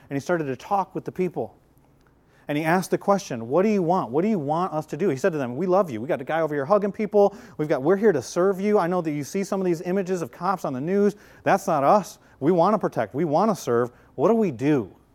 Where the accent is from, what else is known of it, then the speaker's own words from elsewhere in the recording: Flint, Michigan, United States; moved away; my hometown in Flint, Michigan